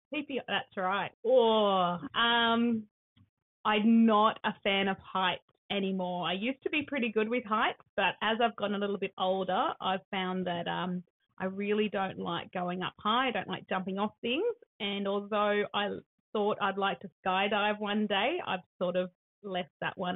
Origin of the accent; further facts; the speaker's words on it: Sydney, New South Wales, Australia; now in Laurieton, Australia; I was born in Sydney